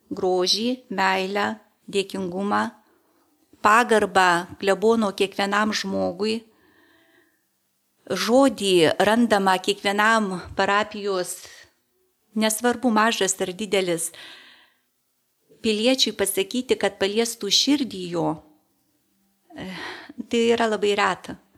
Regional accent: Išlaužas, Kaunas County, Lithuania; now in Kaunas, Lithuania; Esu gimusi tolimiausioje sodyboje šitos parapijos

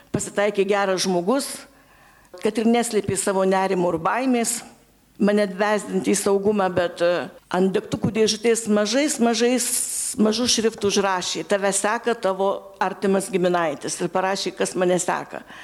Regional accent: Kybartai, Marijampolė County, Lithuania; Gimiau Kibartuose

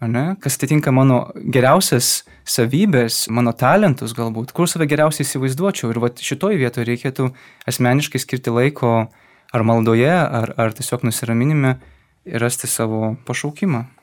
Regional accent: Vilnius, Vilnius County, Lithuania; now in Kaunas, Lithuania; esu kilęs iš Vilniaus miesto. Šiuo metu man 28 metai, esu jezuitas

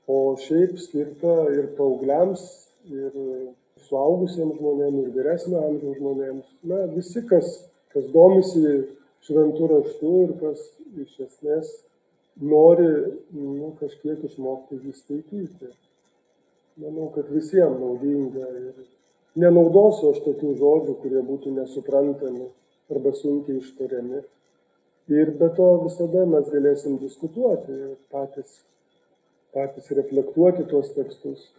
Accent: Vilnius, Vilnius County, Lithuania; aš esu iš Vilniaus Bernardinų parapijos

